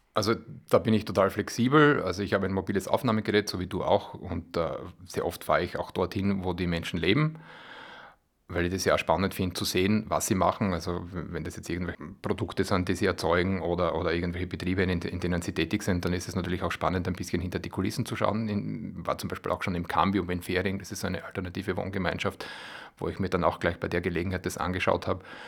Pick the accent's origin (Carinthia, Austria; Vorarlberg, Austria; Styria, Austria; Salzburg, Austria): Styria, Austria; Bad Radkersburg; also born or lived in Graz / Vienna; Ich bin aus Halm das ist mm, ja, sechs Kilometer vor, vor Radgersburg, aber ich bin in Radgersburg ins Gymnasium gegangen